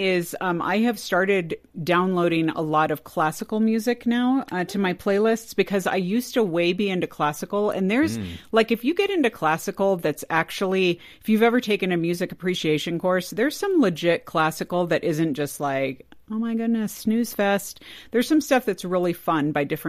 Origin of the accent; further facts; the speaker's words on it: California, United States; I grew up in California.